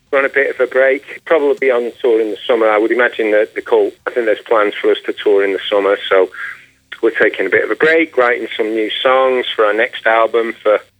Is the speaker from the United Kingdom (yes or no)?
yes; Manchester, North West England, United Kingdom; now in Los Angeles, United States; Uh, Manchester was great, man. It was, uh, you know, it was, it was, a fun town.